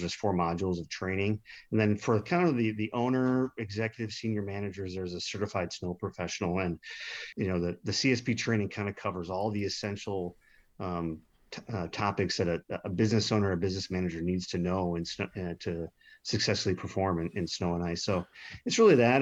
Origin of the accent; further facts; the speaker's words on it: Milwaukee, Wisconsin, United States; my hometown, Milwaukee